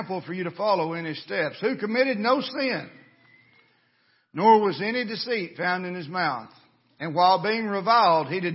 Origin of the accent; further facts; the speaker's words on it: United States; as Americans